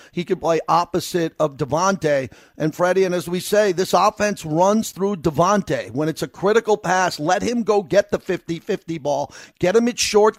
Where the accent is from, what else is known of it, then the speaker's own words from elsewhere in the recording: New York, United States; moved away as an adult; I grew up in New York